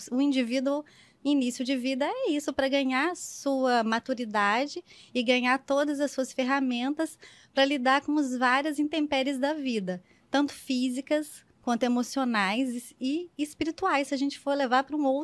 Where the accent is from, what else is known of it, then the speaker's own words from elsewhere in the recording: Minas Gerais, Brazil; also born or lived in Petrópolis / Rio de Janeiro / São Paulo; Mas eu digo que eu sou do mundo, na verdade, porque eu venho de Minas, mas fui morar em Petrópolis e depois Rio de Janeiro, depois São Paulo.